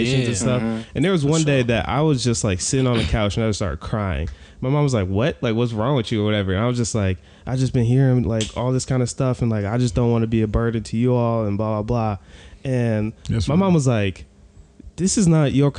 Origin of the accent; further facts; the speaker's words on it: Novi, Michigan, United States; we grew up in Novi